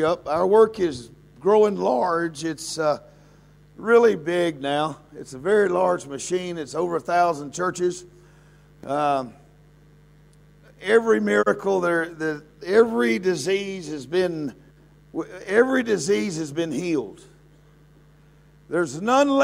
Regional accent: the South, United States; now in Mexico; I'm from the South

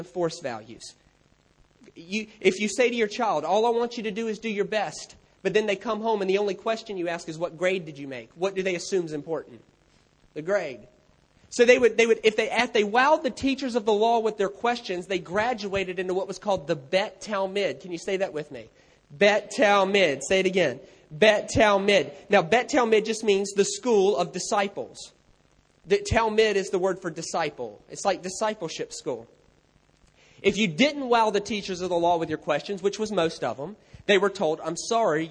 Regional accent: United States; I'm American

